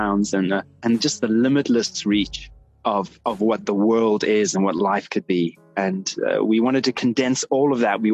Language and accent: English; South Africa; moved away as an adult; now in United States; It's my homeland